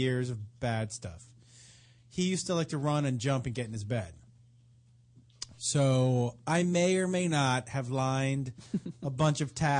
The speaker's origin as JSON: {"language": "English", "town": "Amherst", "region": "Massachusetts", "country": "United States", "tie": "born or raised there", "said": "Yeah, I grew up in a town called Amherst in Massachusetts."}